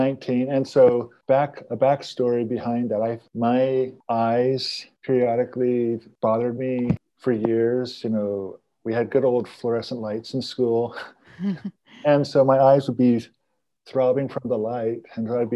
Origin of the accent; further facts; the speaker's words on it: Estacada, Oregon, United States; also born or lived in Pendleton, Oregon; I was born in Pendleton, Oregon, and then at the age of 6, I was adopted by, a year later, I was taken in by a Mennonite family in Estacada, Oregon, who adopted me